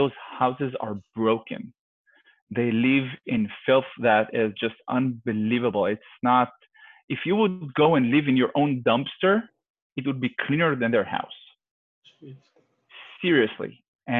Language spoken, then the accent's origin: English; Israel; Well, it's my home country. I love it. The culture there is very mixed